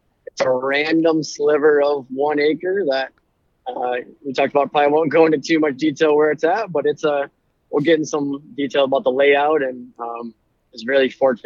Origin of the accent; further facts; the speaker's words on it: Clare, Michigan, United States; I'm from Clare, Michigan. Went to Clare High School, went to Mid-Michigan College now.